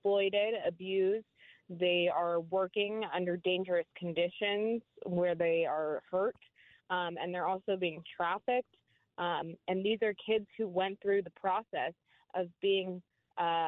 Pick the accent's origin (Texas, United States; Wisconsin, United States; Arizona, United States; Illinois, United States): Texas, United States; Houston; my hometown of Houston, Texas